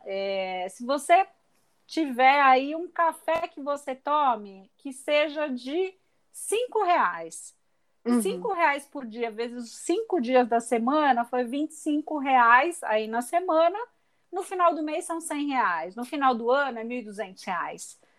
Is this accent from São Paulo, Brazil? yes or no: yes; Santos, São Paulo, Brazil; eu sou santista de nascimento de coração